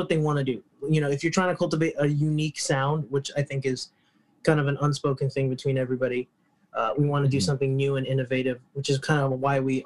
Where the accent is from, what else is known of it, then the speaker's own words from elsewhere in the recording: New York, United States; I grew up in New York